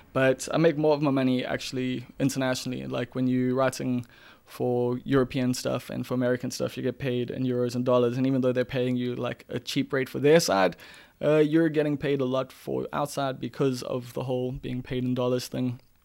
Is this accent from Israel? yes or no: no; Umbilo, KwaZulu-Natal, South Africa; growing up in Mbilo